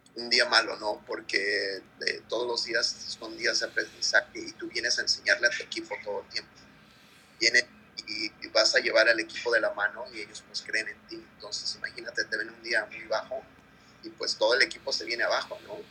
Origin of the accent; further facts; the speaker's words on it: Guerrero, Mexico; now in United States; En Guerrero, mi pueblo